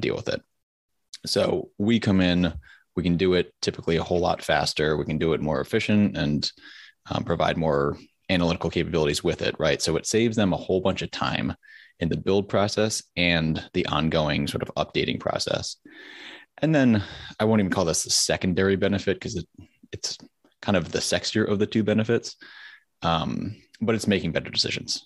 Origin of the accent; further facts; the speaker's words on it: Connecticut, United States; moved away as an adult; also born or lived in the South (US); I'm originally from Connecticut